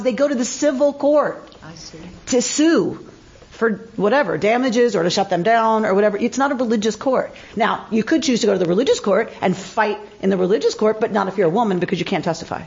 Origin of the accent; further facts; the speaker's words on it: United States; I am truly American